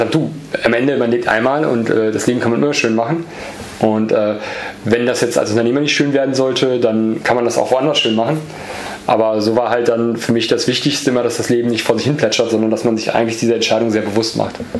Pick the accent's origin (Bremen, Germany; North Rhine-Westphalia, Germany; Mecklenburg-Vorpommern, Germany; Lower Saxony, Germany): North Rhine-Westphalia, Germany; Borken; also born or lived in Easter Island, Chile; dann sind wir zurückgezogen und dann im Münsterland aufgewachsen, also mhm. Borken